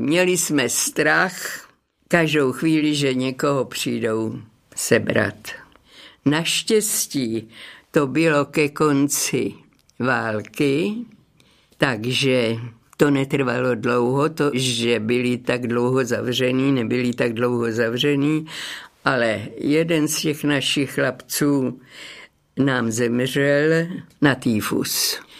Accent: Dřetovice, Central Bohemian Region, Czechia; moved away as an adult; also born or lived in Prague / Kladno; now in Hradec Králové, Czech Republic; Narodila jsem se v Dřetovicích, to je malá obec na Kladensku

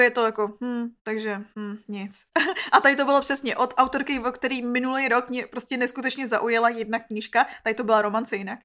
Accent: Czechia; my Češi prostě jsme měli takový nedostatek.

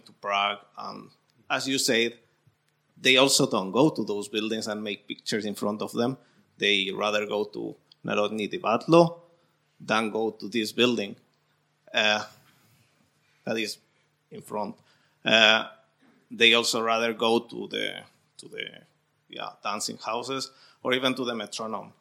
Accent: Spain; moved away; I am from Spain.

